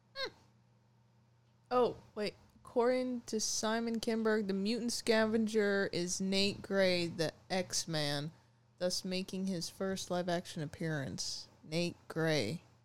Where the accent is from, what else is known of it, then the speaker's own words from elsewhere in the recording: Maine, United States; I'm from Maine here